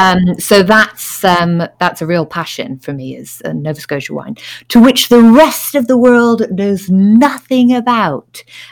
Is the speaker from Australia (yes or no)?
no; England, United Kingdom; also born or lived in Canada; I was born in Canada, but then I moved over to England when I was six